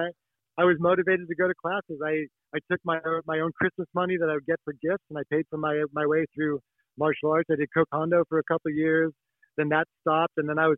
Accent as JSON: {"language": "English", "town": "Sun Valley", "region": "Idaho", "country": "United States", "tie": "born or raised there", "said": "I'm 50 years old. My martial art background, I started when I became interested in it when I was about 6. I grew up in Sun Valley, Idaho, which is a ski resort in a small town"}